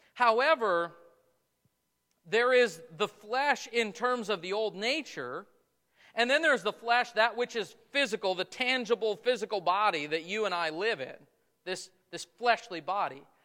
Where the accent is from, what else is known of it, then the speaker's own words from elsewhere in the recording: United States; as Americans, as American Christians